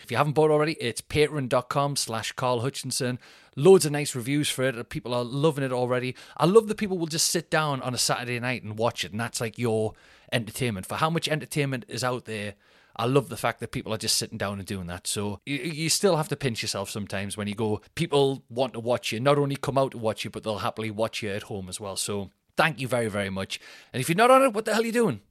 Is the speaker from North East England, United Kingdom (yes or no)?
yes; Newcastle upon Tyne, North East England, United Kingdom; being the Geordie, the northern guy